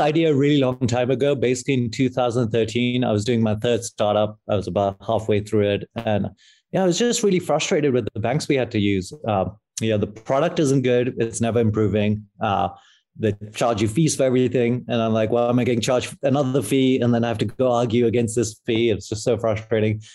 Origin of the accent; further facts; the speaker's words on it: London, United Kingdom; moved away as an adult; also born or lived in Pakistan; now in San Francisco, United States; I grew up in London